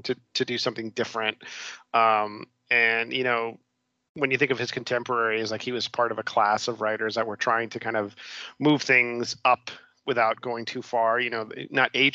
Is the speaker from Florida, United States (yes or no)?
yes; Miami, Florida, United States; I grew up in Miami